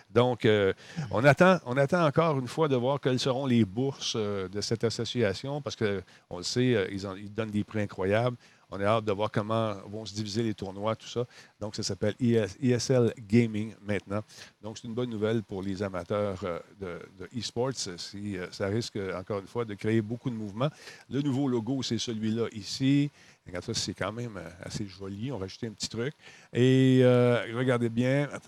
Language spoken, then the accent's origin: French; Canada; J'aurais besoin d'une lettre pour prouver que je suis canadienne, que j'ai resté à telle adresse pendant 30, 30 ans